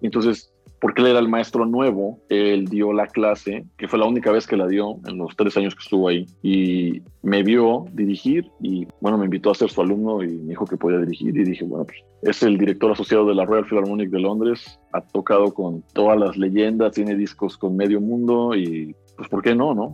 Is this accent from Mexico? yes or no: yes; Xalapa, Veracruz, Mexico; nací aquí en Jalapa